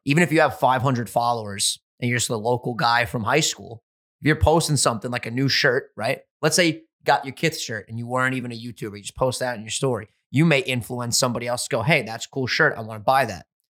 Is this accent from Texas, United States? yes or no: no; New York, United States; We're from New York, just like Gary V.